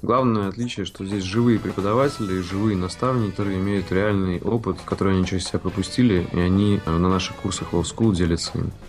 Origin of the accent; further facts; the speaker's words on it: Saint Petersburg, Russia; родился в Ленинграде и вырос в Санкт-Петербурге